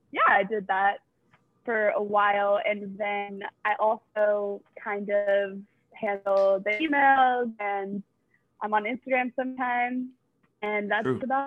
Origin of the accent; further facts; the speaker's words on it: Pennsylvania, United States; moved away as an adult; also born or lived in Maryland; I was born in Pennsylvania and lived there my whole life until I went to college at Mount St. Mary's in Maryland. I was baptized Catholic, but I was not raised in a faithfully Catholic environment.